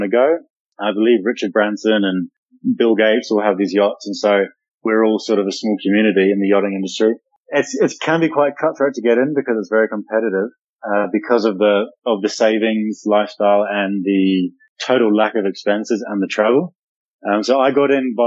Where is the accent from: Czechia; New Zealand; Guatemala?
New Zealand; I am born and raised in New Zealand and live down in the South Pacific side of the world.